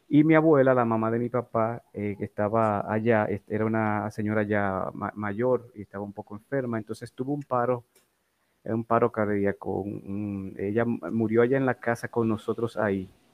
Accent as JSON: {"language": "Spanish", "town": "Santo Domingo", "region": "Distrito Nacional", "country": "Dominican Republic", "tie": "born or raised there", "said": "Yo nací en Distrito Nacional, en Santo Domingo, el 29"}